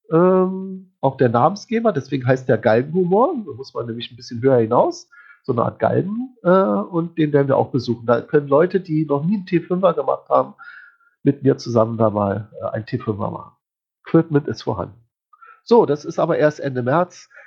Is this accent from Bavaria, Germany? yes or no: no; Berlin, Germany; Wir sind ja beide Berliner. Tschüss aus Berlin.